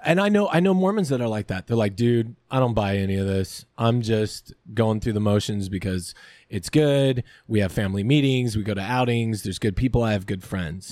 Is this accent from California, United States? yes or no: yes; Lancaster, California, United States; I grew up, you know, Lancaster, California